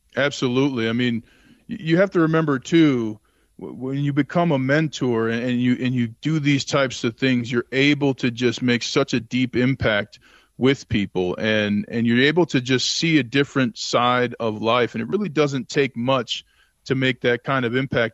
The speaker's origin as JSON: {"language": "English", "town": "Saint Paul", "region": "Minnesota", "country": "United States", "tie": "born or raised there", "said": "I grew up in Saint Paul, Minnesota"}